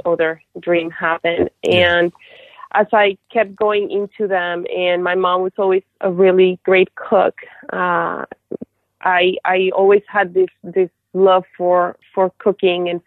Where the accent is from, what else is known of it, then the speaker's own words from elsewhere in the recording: Colombia; moved away; also born or lived in Houston; I'm from Colombia originally